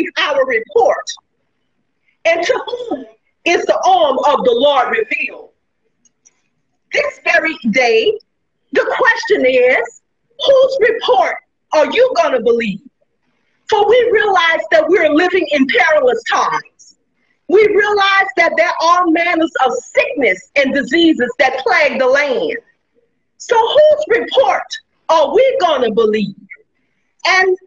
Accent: New Orleans, Louisiana, United States; now in Gonzales, United States; I was born in New Orleans, Louisiana, and I presently reside in Gonzales, Louisiana.

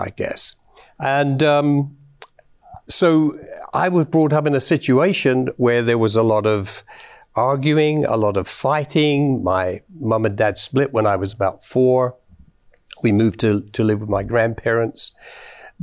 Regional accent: London, United Kingdom; now in Canada; I was born in London, England, in the south of London at the time.

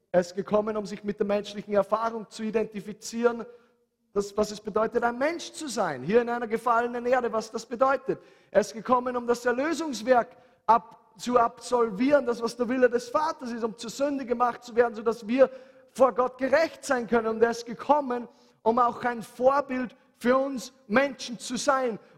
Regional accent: Handenberg, Upper Austria, Austria; Bei uns zu Hause in Handenberg, meine Mama hatte einen Zeitpunkt in ihrem Leben

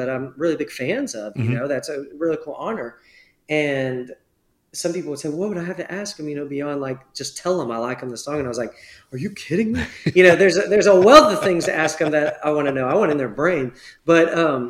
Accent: Texas, United States; I grew up pretty rural in Texas

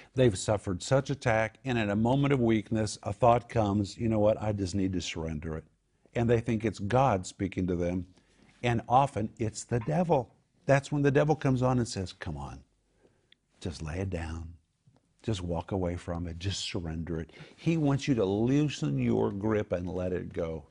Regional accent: Sand Springs, Oklahoma, United States; I grew up in Sand Springs, Oklahoma

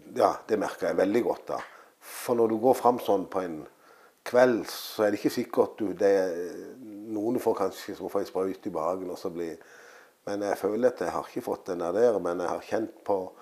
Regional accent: Søgne, Agder, Norway; her jeg er født og oppvokst

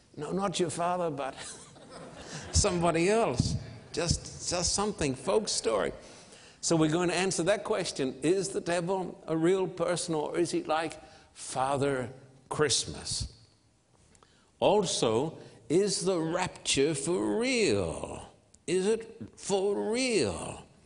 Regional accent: Australia; now in United States; I'm an Australian living in this land, isolated, full of fear.

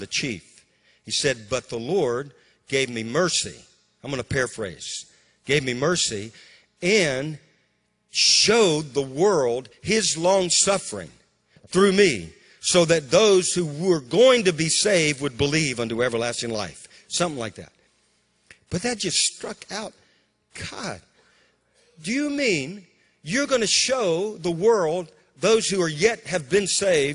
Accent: Bogalusa, Louisiana, United States; moved away; also born or lived in Amarillo, Texas / Waco, Texas / Moravian Falls, North Carolina; my hometown, Bogalusa, was one of the strongholds of the KKK

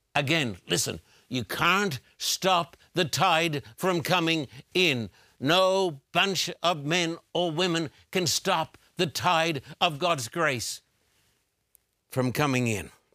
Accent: Brisbane, Queensland, Australia; when I was a teenager growing up in Brisbane, Australia

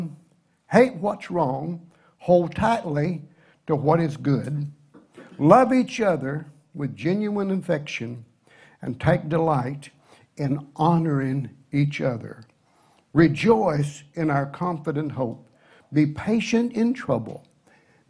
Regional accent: Tennessee, United States; I'm a redneck from Tennessee

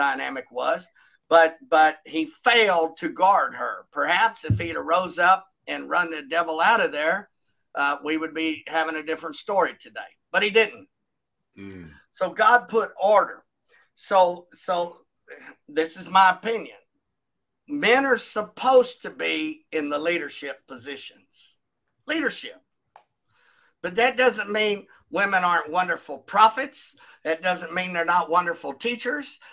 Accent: Texas, United States; now in Poteau, United States; I'm from Texas.

